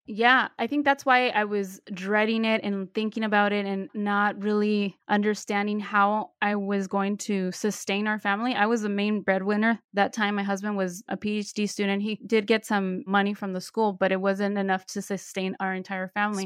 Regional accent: Bay Area, California, United States; I was born and raised in the Bay Area, I'm currently living in San Francisco

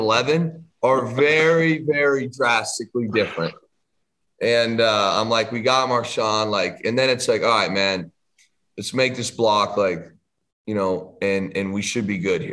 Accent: Canada; as a Canadian kid

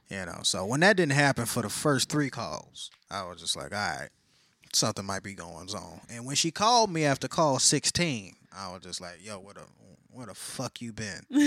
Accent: Texas, United States; I'm a Texan

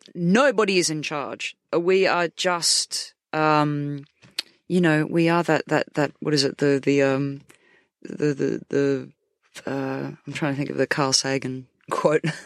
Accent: Australia; moved away as an adult; now in United Kingdom; in my hometown

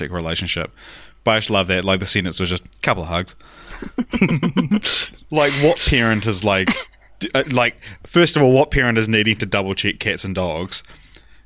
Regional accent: Christchurch, Canterbury, New Zealand; now in Auckland, New Zealand; I'm from Christchurch

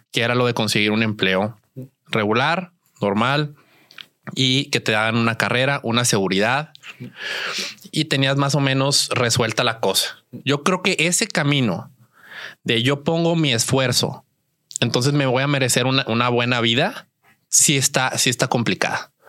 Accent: Saltillo, Coahuila, Mexico; yo soy, yo soy de, de Saltillo.

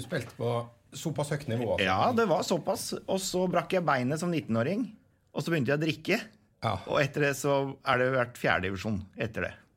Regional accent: Hurum, Buskerud, Norway; Jeg er fra Hurum.

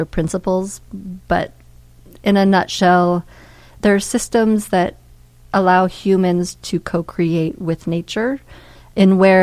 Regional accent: Montana, United States; moved away; also born or lived in Brooklyn, New York; I grew up in Montana around a lot of clear cuts

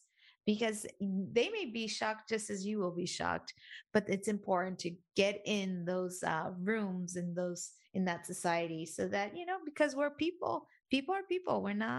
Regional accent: Mexico; they would never even think I was Mexican.

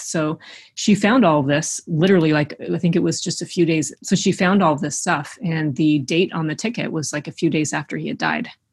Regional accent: Eastern Canada, Canada; we don't have mountains in Eastern Canada

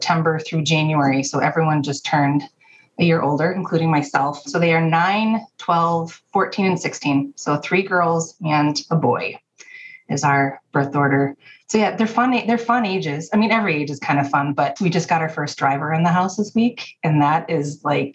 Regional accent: Minnesota, United States; moved away as an adult; now in Wisconsin, United States; I grew up in Minnesota, went to college at a state school in Wisconsin, and just stayed

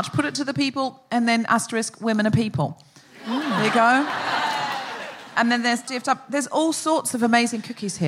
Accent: Australia; I'm Australian.

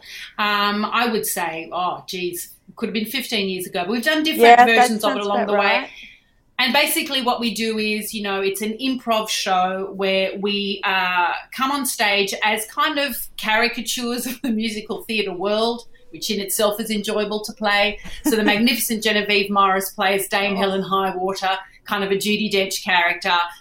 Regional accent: Sydney, New South Wales, Australia; I grew up in Bondi above a restaurant

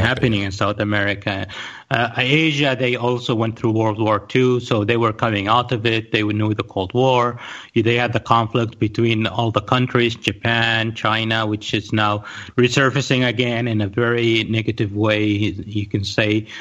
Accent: Riyadh, Riyadh Province, Saudi Arabia; also born or lived in Pakistan / United States / Spain; I was born in Riyadh in Saudi Arabia. I was born at the end of '76. Uh, uh, I've been mostly in Riyadh uh, raised

